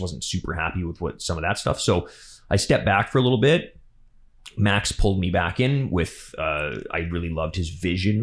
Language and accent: English; Alberta, Canada; now in Vancouver, Canada; We're both from Alberta. I'm also from not very far away from where he's from.